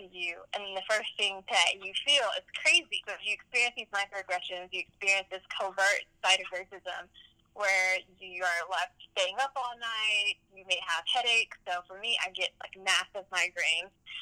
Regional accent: Birmingham, Alabama, United States; now in Athens, United States; I grew up in Birmingham, Alabama

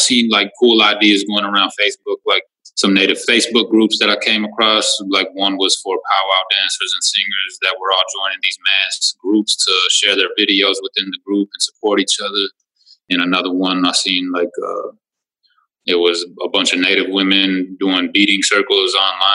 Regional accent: Minneapolis, Minnesota, United States; I'm born and raised in Minneapolis, Minnesota, enrolled in Leech Lake

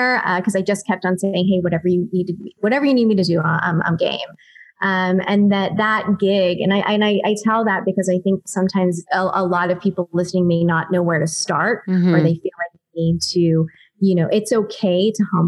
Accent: Pittsburgh, Pennsylvania, United States; moved away as an adult; also born or lived in Ohio; now in Los Angeles, United States; I'm originally from Pittsburgh, Pennsylvania.

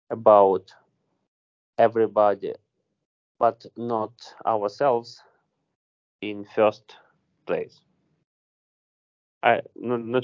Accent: Vinnytsia, Vinnytsia Oblast, Ukraine; English is a second language; So I am from Vinnytsia, as I said. Okay, it's like uh, central west part of Ukraine.

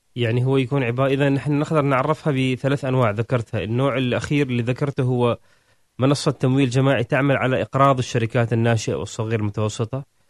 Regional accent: Oman; نحن عندنا في عمان

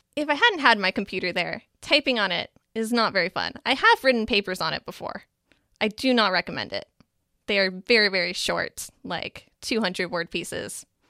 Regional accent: Minnesota, United States; I am from Minnesota

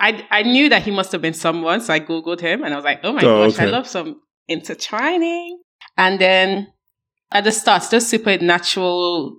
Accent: Nigeria; now in London, United Kingdom; I'm from Nigeria.

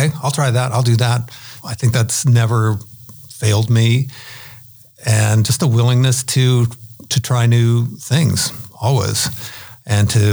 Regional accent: Omaha, Nebraska, United States; now in California, United States; everybody I grew up with in Omaha

